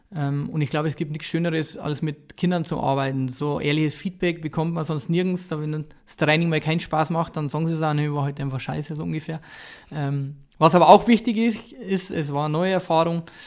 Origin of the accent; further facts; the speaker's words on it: Ingolstadt, Bavaria, Germany; ich bin da aufgewachsen, ich bin in Ingolstadt in der Umgebung groß geworden